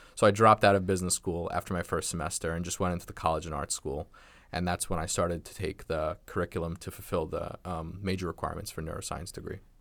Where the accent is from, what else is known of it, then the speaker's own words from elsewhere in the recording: Nassau County, Long Island, New York, United States; also born or lived in Brooklyn, New York; moved out to Long Island, grew up in Nassau